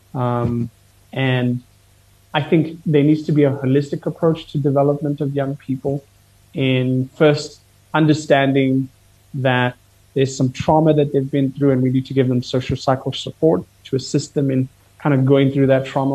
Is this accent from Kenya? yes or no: yes; Kenya; I'm Kenyan